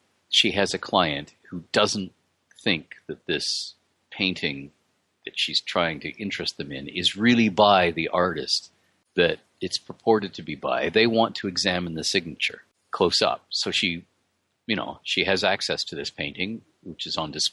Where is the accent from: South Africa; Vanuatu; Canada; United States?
Canada; I'm Canadian